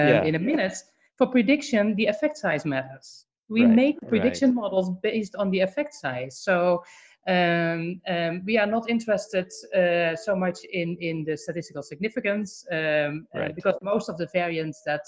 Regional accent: Netherlands; now in Atlanta, United States; I'm from the Netherlands

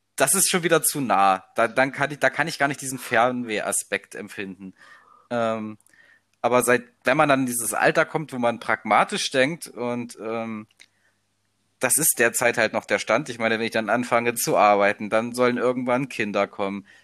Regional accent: Leipzig area, Saxony, Germany; also born or lived in Halberstadt; Leipziger Raum, bin Ossi

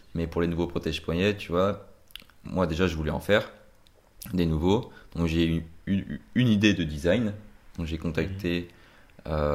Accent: Brittany, France; je viens de Bretagne

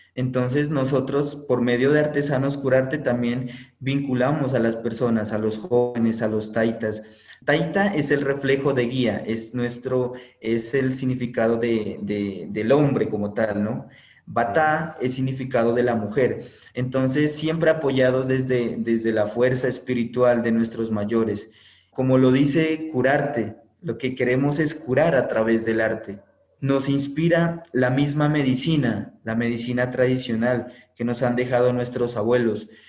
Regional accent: Sibundoy, Putumayo, Colombia; desde nuestro territorio, nuestro sagrado lugar de origen, Sibundo

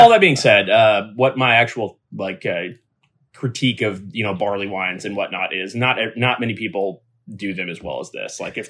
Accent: United States; I'm American.

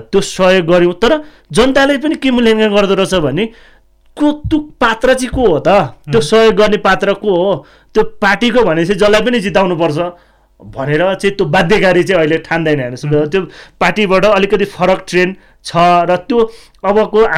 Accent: Kshetrapa, Bagmati, Nepal; क्षेत्रपामा मेरो गाउँ क्षेत्रपा होइन

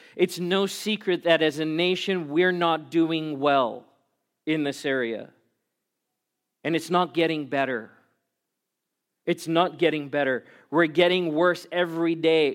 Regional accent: South Africa; now in Glendora, United States; I was born and raised in South Africa, as a white South African

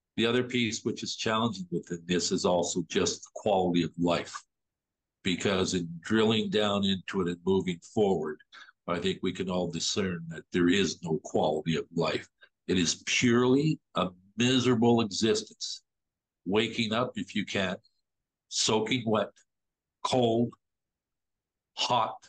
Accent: Toronto, Ontario, Canada; as a Torontonian, as an Ontarian, as a Canadian

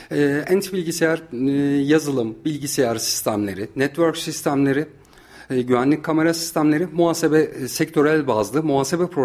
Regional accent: Kayseri Province, Turkey; İlk, orta, lise, üniversite öğrenimimi Kayseri'de e, tamamladım. Kayseri'de doğdum. Kayseri'de büyüdüm.

